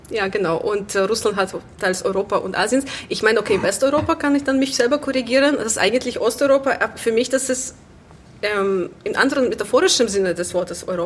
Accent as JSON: {"language": "German", "region": "Minsk", "country": "Belarus", "tie": "born or raised there", "moved": "yes", "lives_now": "Germany", "said": "ich komme ursprünglich aus Belarus, früher als Weißrussland hier bekannt. Ähm, ich komme aus der Hauptstadt Minsk. Genau, ich bin dort aufgewachsen und erst seit sechs Jahren bin ich hier in Deutschland."}